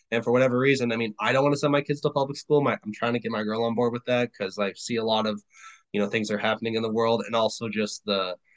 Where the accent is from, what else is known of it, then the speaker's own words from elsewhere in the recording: Germany; now in United States; I've never been to Africa. I was born and raised in Germany. I came to the United States.